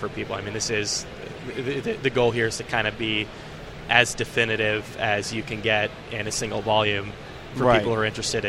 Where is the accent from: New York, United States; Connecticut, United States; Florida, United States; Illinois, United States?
New York, United States; obviously, as a New Yorker, I can relate to this